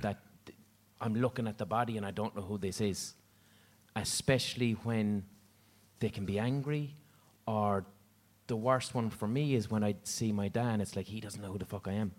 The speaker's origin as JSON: {"language": "English", "town": "Limerick", "region": "Munster", "country": "Ireland", "said": "I'm from Limerick."}